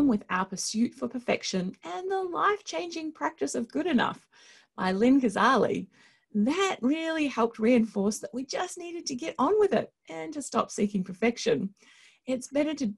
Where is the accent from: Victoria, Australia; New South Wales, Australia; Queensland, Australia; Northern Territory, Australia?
Victoria, Australia; Lockwood; moved away as an adult; also born or lived in Upper Ferntree Gully, Melbourne; now in New Zealand; I was born in Upper Ferntree Gully on the outskirts of Melbourne, but moved to Lockwood, a rural area just outside Bendigo, before I started school.